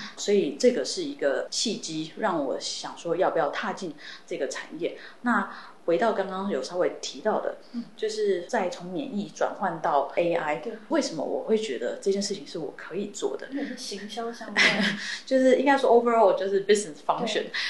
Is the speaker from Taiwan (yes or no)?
yes; Taiwan; moved away as an adult; also born or lived in United States; 毕竟我在台湾长大，那我的家人跟其实是都在台湾的